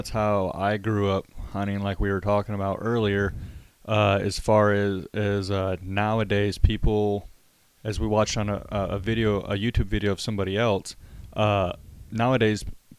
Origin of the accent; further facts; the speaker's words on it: Midwest, Michigan, United States; now in Texas, United States; me growing up in the Midwest